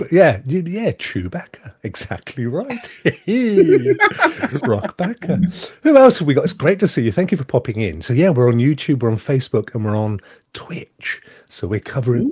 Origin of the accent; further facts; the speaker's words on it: England, United Kingdom; I'm English